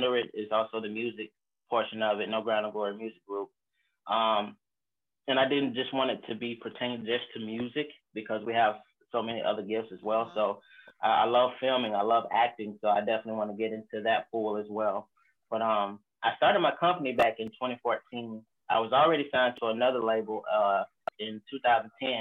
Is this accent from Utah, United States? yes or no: no; Haines City, Florida, United States; I'm from Haines City, Florida